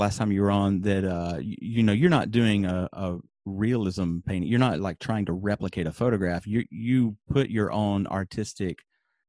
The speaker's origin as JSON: {"language": "English", "region": "the South", "country": "United States", "said": "I'm from the South in the United States."}